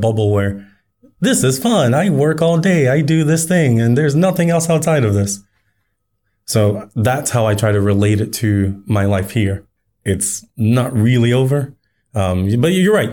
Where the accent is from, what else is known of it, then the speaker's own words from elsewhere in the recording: United States; now in Japan; as an American